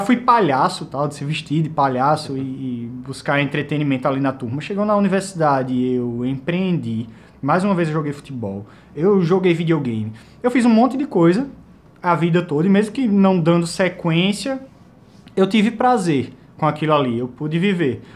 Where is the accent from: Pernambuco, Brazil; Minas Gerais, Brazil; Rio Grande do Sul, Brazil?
Pernambuco, Brazil; Caruaru; also born or lived in Recife; eu cresci em Caruaru, né? Eu fui estudar em Recife